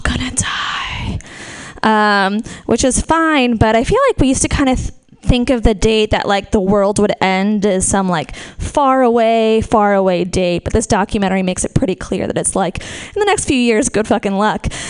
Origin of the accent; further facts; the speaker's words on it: Marin, California, United States; We're from Marin